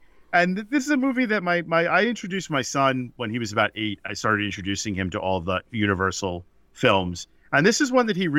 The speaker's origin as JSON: {"language": "English", "town": "New York City", "region": "New York", "country": "United States", "tie": "born or raised there", "said": "I grew up in New York, like I had mentioned earlier, and I grew up in Brooklyn. That's where I was born and my family lived."}